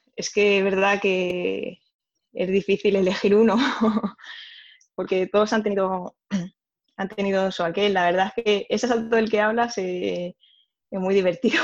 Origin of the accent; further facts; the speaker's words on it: Spain; en nuestro caso, también siendo españoles